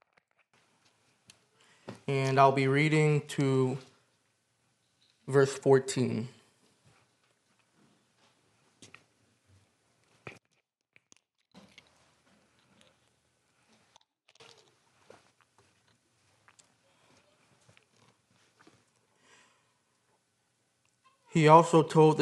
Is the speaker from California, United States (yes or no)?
no; Michigan, United States; moved away; I'm from Michigan. My wife and I are from Michigan